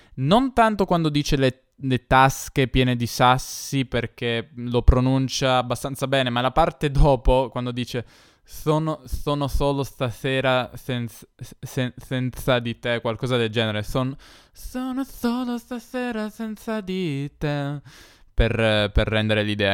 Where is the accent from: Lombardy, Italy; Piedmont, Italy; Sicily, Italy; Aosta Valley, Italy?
Piedmont, Italy; Turin; io sono di Torino, che è una città in Piemonte